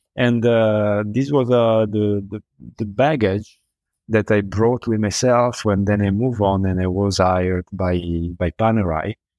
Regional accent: Milan, Lombardy, Italy; I'm from Milan

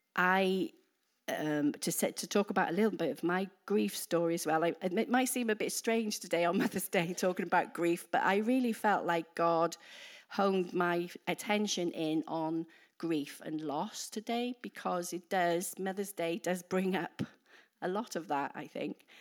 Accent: Wales, United Kingdom; moved away as an adult; now in New Zealand; we're from the U K. We're particularly, we're from Wales. So if, I don't know if you can understand my accent.

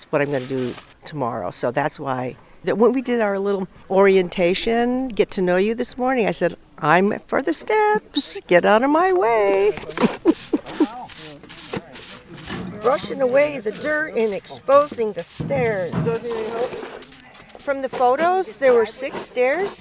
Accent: Honolulu, Hawaii, United States; now in San Francisco, United States; I am Japanese American, but born and raised in Honolulu.

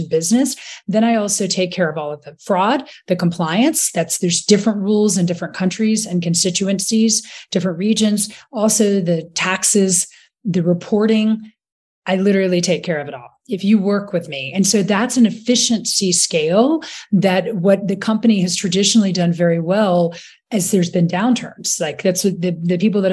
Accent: Rock Hill, South Carolina, United States; moved away; also born or lived in London; I'm from Rock Hill, South Carolina

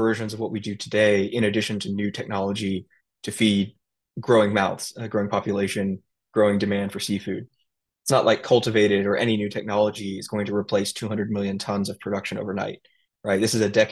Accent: United States; growing up as an Indian in America

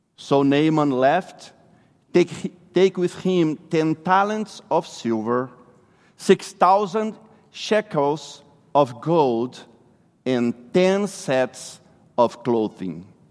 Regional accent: Brazil; English is a second language; moved away; I'm originally from Brazil

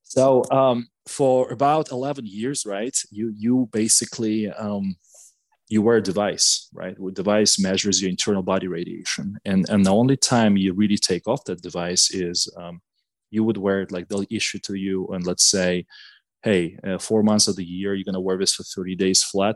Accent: Gomel, Gomel Region, Belarus; English is a second language; moved away as an adult; now in United States; I was born and raised in Belarus. So I lived a little bit less than a half of my life in, uh, in a city called uh, Gomel in Belarus

